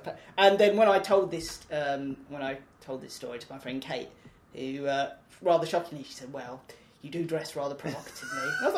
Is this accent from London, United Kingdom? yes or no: yes; London, United Kingdom; I was born and raised in South London, and I, you know, sort of just regard myself as a South Londoner first and foremost